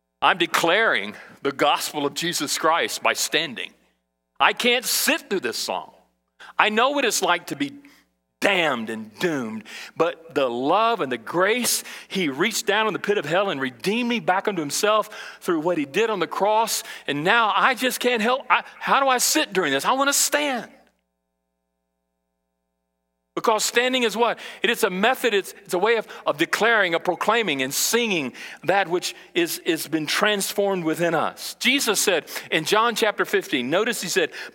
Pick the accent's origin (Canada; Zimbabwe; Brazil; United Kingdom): Brazil; now in United States; when I was a kid in Brazil and I grew up in South America